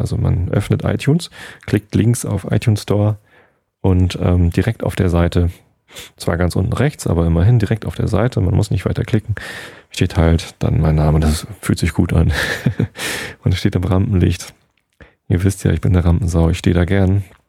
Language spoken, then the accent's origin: German; Germany; bei uns in Deutschland